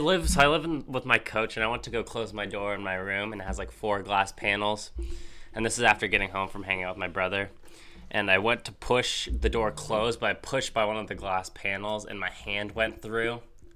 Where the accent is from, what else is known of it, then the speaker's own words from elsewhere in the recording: Colorado, United States; I'm from Colorado.